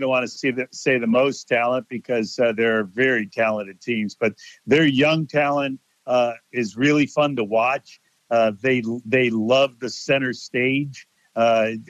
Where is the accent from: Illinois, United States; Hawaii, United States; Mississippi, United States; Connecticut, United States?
Connecticut, United States; I'm from Connecticut